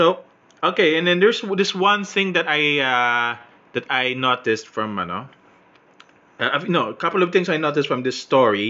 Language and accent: English; Philippines; I'm Filipino